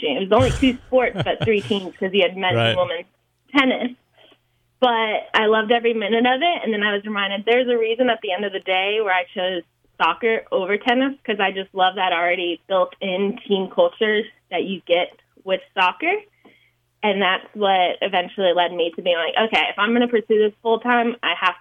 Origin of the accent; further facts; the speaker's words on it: Georgia, United States; moved away; I'm from Georgia